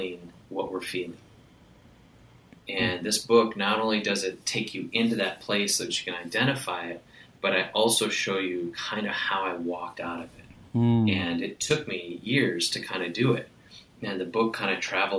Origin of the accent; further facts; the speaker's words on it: Wisconsin, United States; I grew up in Wisconsin where sarcasm is kind of like part of our language